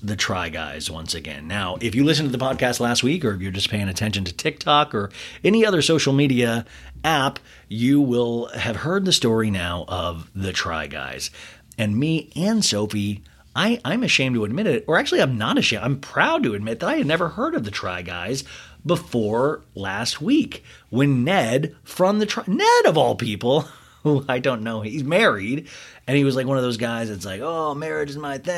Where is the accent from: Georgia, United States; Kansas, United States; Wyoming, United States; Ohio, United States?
Kansas, United States; I was growing up in Kansas